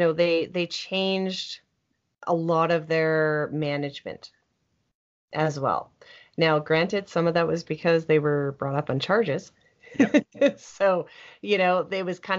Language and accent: English; Canada; as a Canadian